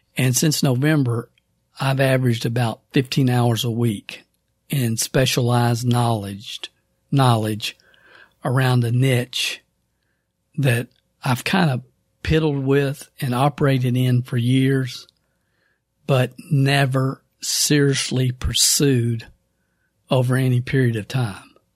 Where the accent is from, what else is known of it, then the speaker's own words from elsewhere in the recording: the South, United States; accent: Southern; my Southern accent